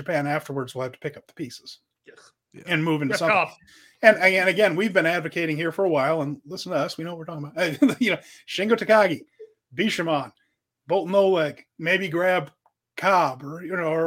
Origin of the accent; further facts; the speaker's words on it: Ireland; as an Irish person here